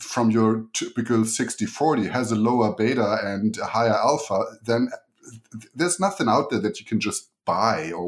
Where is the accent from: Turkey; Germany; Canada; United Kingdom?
Germany; accent: German; English is a second language; moved away as an adult; So the accent you're hearing is German. So I grew up in Germany and came here about 14 years ago